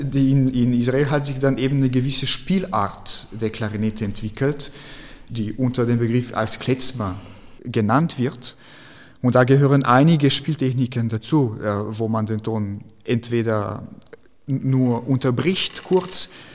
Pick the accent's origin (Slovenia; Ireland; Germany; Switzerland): Slovenia; German is a second language; moved away; in Slowenien, wo ich herkomme